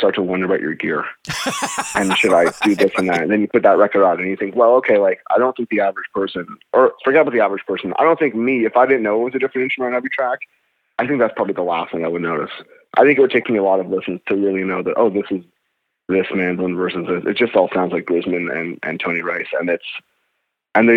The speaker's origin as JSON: {"language": "English", "town": "Montreal", "region": "Quebec", "country": "Canada", "tie": "born or raised there", "moved": "yes", "lives_now": "Toronto, Canada", "said": "I grew up in Montreal, which wasn't a big bluegrass town"}